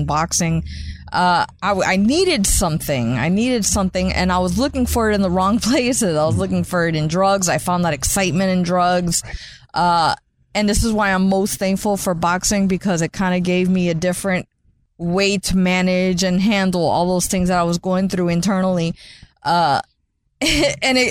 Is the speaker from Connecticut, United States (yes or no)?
no; St. Petersburg, Florida, United States; grew up and were born and raised in St. Petersburg by a single mother